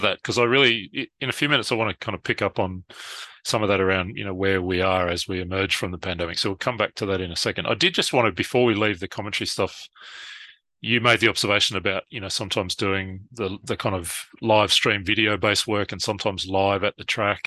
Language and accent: English; Brisbane, Queensland, Australia; my hometown in Brisbane, Australia